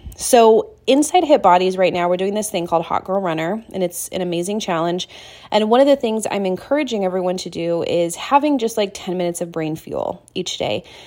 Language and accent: English; Seattle, Washington, United States; moved away as an adult; now in Montana, United States; I left my hometown of Seattle, Washington, and I moved over to Montana